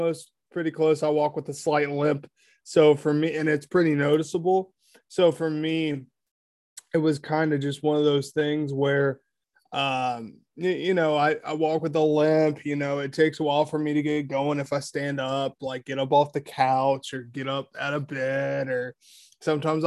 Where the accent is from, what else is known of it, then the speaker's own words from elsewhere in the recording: Ohio, United States; Grew up on a farm in a small town in Ohio